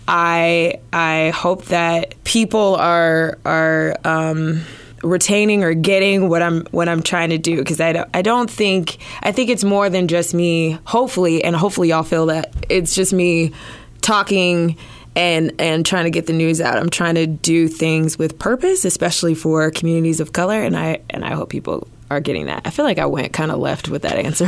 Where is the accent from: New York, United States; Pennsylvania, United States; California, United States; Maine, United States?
California, United States; Los Angeles; moved away as an adult; also born or lived in Arizona / Georgia; now in Des Moines, United States; I'm originally from Los Angeles